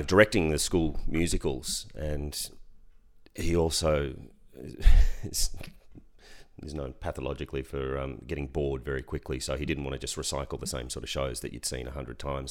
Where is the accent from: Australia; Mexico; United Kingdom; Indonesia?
Australia; Ballarat, Victoria; I grew up in Ballarat.